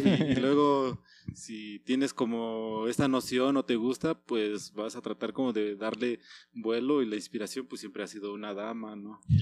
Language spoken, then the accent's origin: Spanish; Oaxaca, Mexico; moved away as an adult; now in Morelia, Mexico; yo soy oriundo de Oaxaca